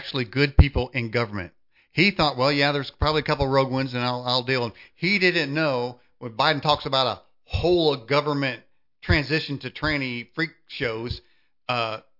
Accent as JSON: {"language": "English", "country": "United States"}